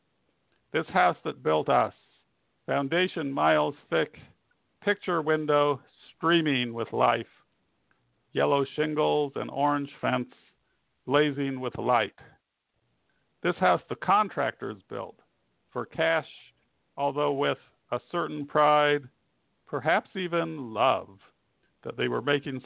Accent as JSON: {"language": "English", "region": "Indiana", "country": "United States", "tie": "born or raised there", "moved": "yes", "said": "I hail from Indiana, which is not one of the more, well, okay, it's my home state."}